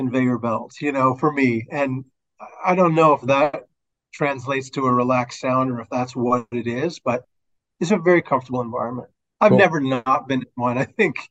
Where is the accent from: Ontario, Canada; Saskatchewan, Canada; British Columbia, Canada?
Ontario, Canada; Toronto; born or raised there